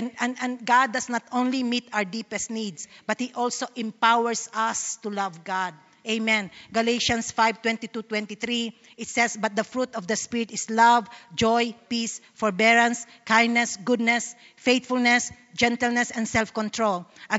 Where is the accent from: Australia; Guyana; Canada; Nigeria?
Australia; Sydney, New South Wales; I don't know you. I'm from Sydney. I was just asked to speak here in Melbourne.